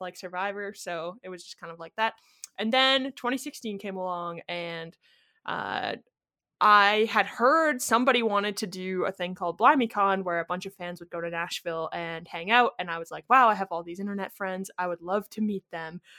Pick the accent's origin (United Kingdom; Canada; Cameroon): Canada; Kitchener, Ontario; also born or lived in Timmins, Ontario; I was from Kitchener, Ontario